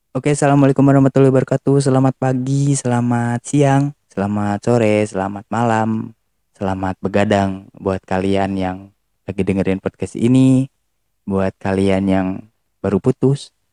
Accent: Tasikmalaya, West Java, Indonesia; also born or lived in Yogyakarta; dari Jawa Barat Jawa Baratnya mana Tasik

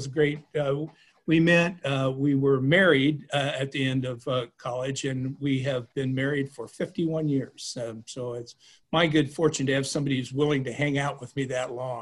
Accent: Kansas, United States; moved away as an adult; also born or lived in New York City / Chicago; a kid from the little town in Kansas

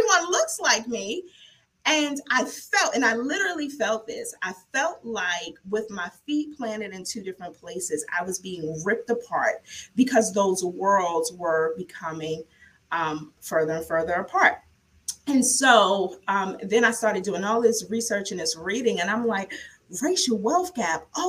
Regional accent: New York City, New York, United States; moved away as an adult; also born or lived in Pennsylvania / Maryland; born and raised in the South Bronx, went to Lincoln University, the first HBCU, moved to Maryland to go to law school

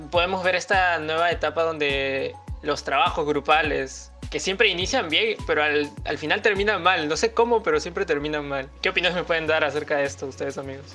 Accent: Lima, Peru; una vez que nos fuimos un viaje fuera de Lima

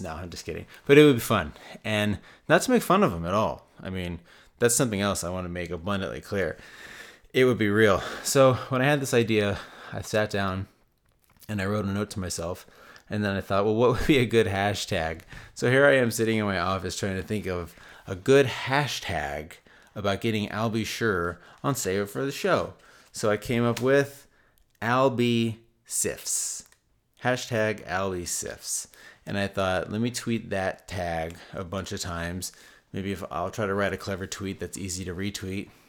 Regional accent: United States; I'm American

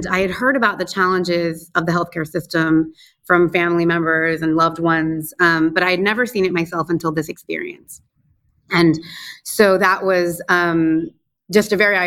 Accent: United States; moved away as an adult; also born or lived in Afghanistan; now in Dhaka, Bangladesh; I'm American by birth. I was born and raised in the United States, but my family is originally from Bangladesh

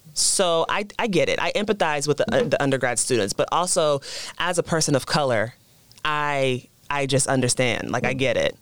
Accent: the South, United States; moved away; coming from the South

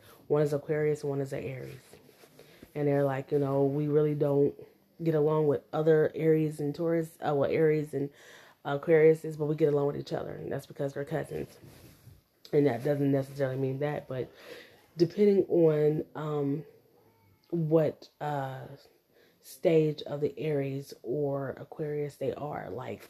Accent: United States; born there; But I was born in the United States.

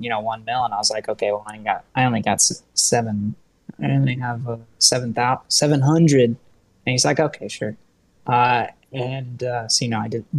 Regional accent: Ohio, United States; moved away; yeah, Ohio. So I am proud of being from Ohio

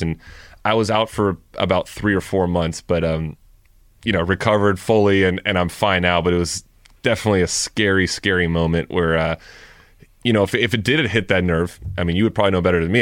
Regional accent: Thousand Oaks, California, United States; I grew up in Thousand Oaks

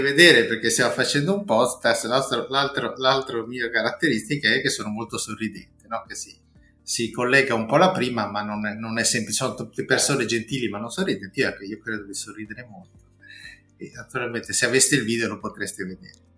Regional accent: La Spezia, Liguria, Italy; Io sono di La Spezia

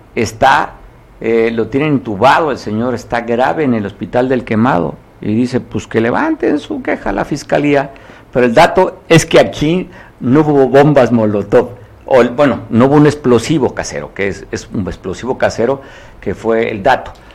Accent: Guerrero, Mexico; lo que somos como guerrerenses

